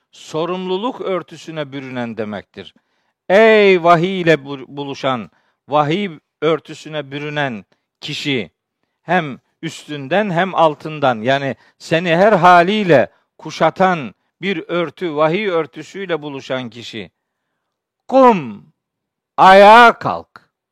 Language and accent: Turkish; Çaykara, Trabzon, Turkey; Ben biliyorsunuz Trabzonluyum, Çaykaralıyım